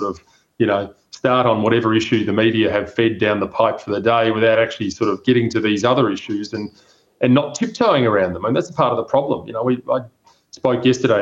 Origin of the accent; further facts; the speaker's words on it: South Australia, Australia; my home state of South Australia